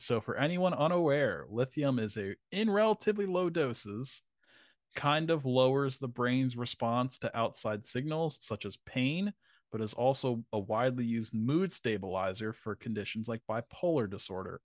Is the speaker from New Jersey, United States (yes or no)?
yes; Vineland, New Jersey, United States; where I grew up in Vineland, New Jersey